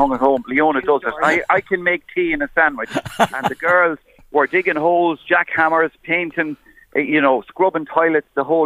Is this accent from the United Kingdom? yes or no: no; Kells, Leinster, Ireland; I'm from Rockfield there in Kells, and it was a place I walked by as a boy going to school every morning.